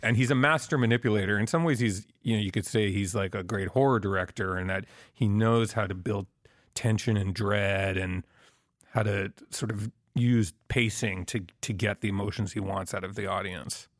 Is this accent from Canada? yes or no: yes; Quebec, Canada; I'm from Quebec